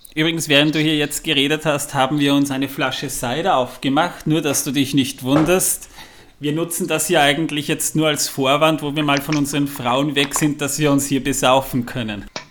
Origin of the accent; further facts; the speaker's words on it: Austria; bei uns in Österreich